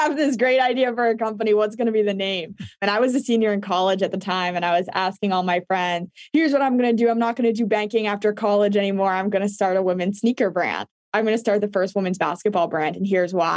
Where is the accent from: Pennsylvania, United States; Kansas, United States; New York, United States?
New York, United States; New York City; I grew up playing in New York City